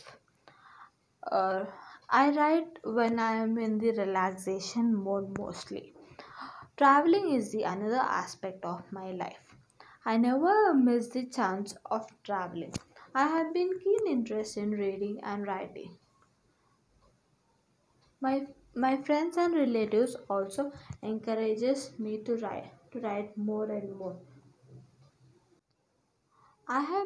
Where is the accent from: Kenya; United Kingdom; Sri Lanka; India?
India; Hyderabad, Telangana; I am from Hyderabad.